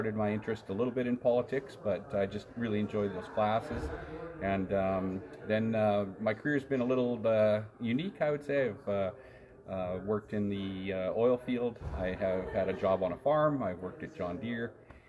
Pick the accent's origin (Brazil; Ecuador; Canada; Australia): Canada; Regina, Saskatchewan; Well, I grew up in Regina. I went to Sheldon, and then I went to university in the States